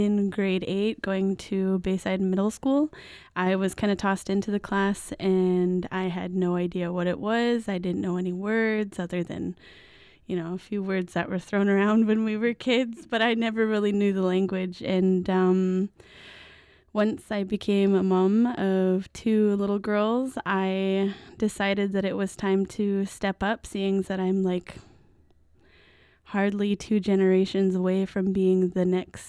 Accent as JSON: {"language": "English", "area": "Seabird Island", "region": "British Columbia", "country": "Canada", "said": "I come from Seot in Seabird Island."}